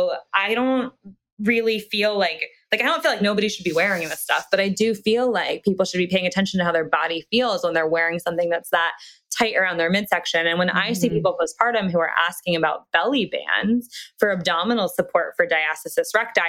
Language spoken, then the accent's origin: English; Reading, Pennsylvania, United States; Reading, Pennsylvania.